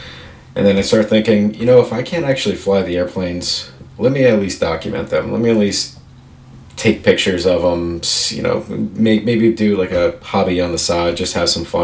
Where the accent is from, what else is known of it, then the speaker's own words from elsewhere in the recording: Northwest New Jersey, United States; moved away; I originally am a Jersey boy, so I grew up in Jersey